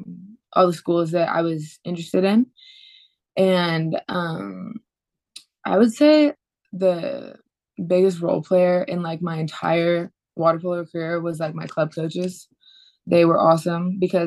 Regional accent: Ridgecrest, California, United States; also born or lived in El Dorado Hills, California; I grew up in Ridgecrest, California, a super small town

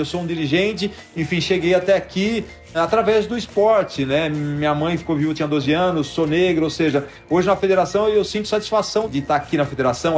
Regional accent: Brazil; a gente, como brasileiro

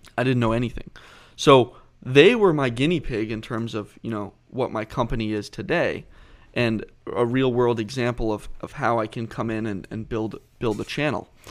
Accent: Southborough, Massachusetts, United States; I grew up right outside of Boston, about twenty miles outside Boston West, and, um, in a small town called Southborough, Massachusetts.

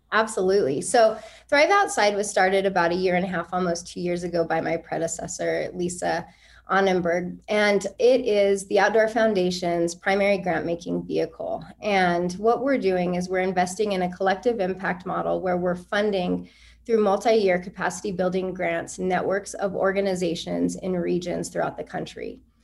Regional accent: Albuquerque, New Mexico, United States; growing up in Albuquerque, I grew up in a really poor neighborhood

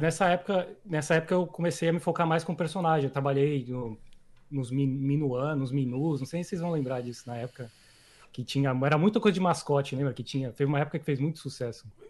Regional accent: São Paulo, Brazil; moved away as an adult; eu sou de São Paulo, eu cresci em São Paulo, Ipiranga

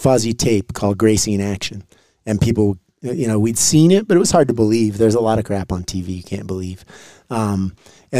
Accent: Santa Fe, New Mexico, United States; also born or lived in Brazil; now in Boulder, United States; I did martial arts since I was a child in Santa Fe, New Mexico.

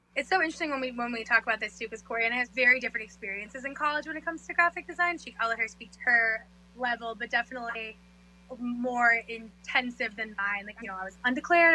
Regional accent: Florida, United States; moved away as an adult; also born or lived in Jacksonville, Florida; now in New York, United States; I was born and raised in South Florida, and um, I guess half raised there. And then when I was about ten, I moved to Jacksonville, which is Northeast Florida

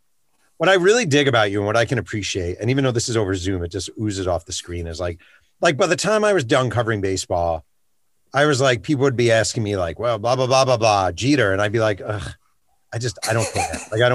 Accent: Mahopac, New York, United States; my hometown of Mayo Pack, New York

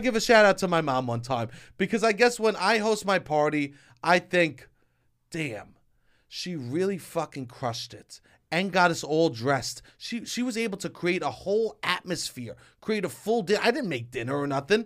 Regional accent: New York City, New York, United States; I grew up in Staten Island

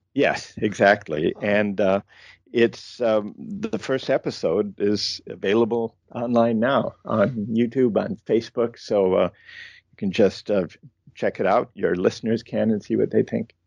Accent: Midwest, United States; I grew up in the Midwest

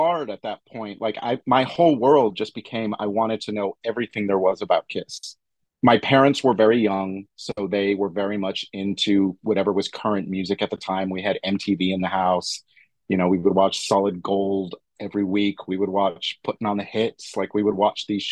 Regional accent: Fort Worth, Texas, United States; moved away; growing up in Fort Worth, Texas

